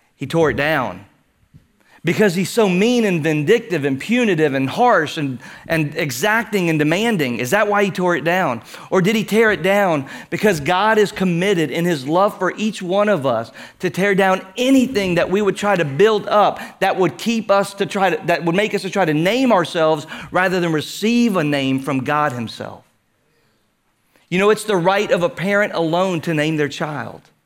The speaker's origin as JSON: {"language": "English", "town": "Houston", "region": "Texas", "country": "United States", "tie": "born or raised there", "said": "growing up in Houston"}